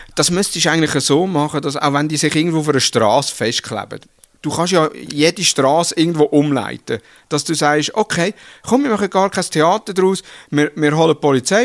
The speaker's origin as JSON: {"language": "German", "country": "Switzerland", "said": "als Schweizer"}